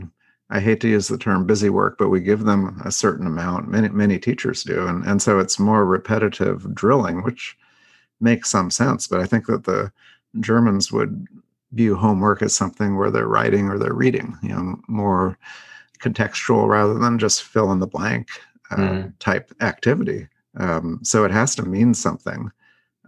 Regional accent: Oregon, United States; I grew up in Oregon

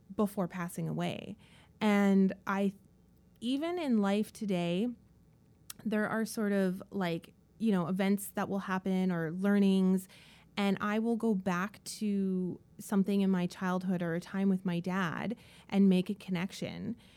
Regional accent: Dawson Creek, British Columbia, Canada; also born or lived in Kelowna, British Columbia; now in Vancouver, Canada; I grew up in the small town of Dawson Creek in northern B C

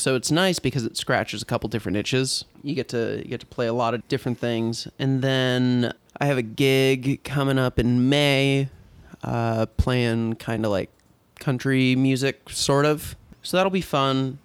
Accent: San Diego, California, United States; moved away as an adult; also born or lived in Oregon; now in Portland, United States; I'm originally from San Diego, California

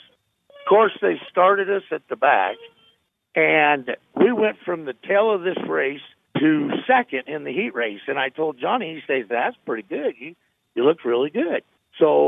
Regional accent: Des Moines, Iowa, United States; also born or lived in Knoxville, Iowa; I grew up in Des Moines and Knoxville

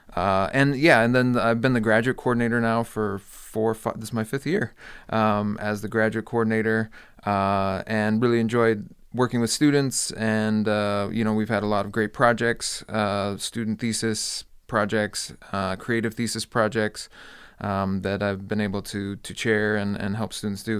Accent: Hawaii, United States; moved away as an adult; also born or lived in Clemson, South Carolina / Iowa; now in Las Vegas, United States; So I grew up in Hawaii.

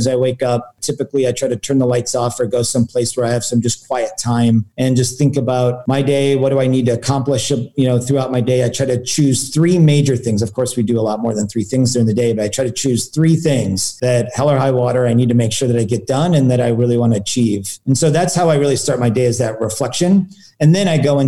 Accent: Silicon Valley, California, United States; growing up in Silicon Valley

